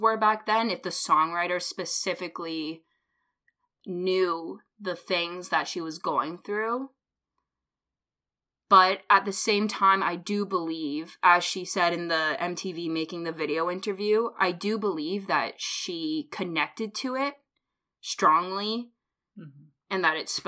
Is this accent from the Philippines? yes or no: no; Canada; We're Canadian.